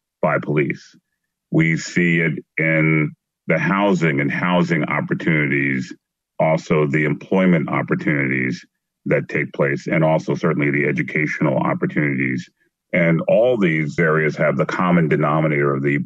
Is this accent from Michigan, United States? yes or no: no; Philadelphia, Pennsylvania, United States; I grew up in North Philadelphia and the inner city of North Philadelphia.